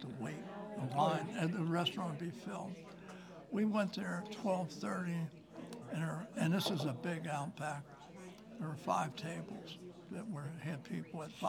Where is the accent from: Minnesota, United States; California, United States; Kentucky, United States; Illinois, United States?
Kentucky, United States; Newport; now in Indiana, United States; I was born in Little Sin City, Newport.